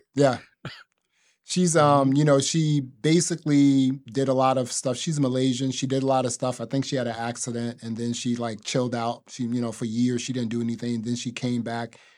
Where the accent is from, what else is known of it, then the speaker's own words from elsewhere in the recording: New Jersey, United States; growing up in New Jersey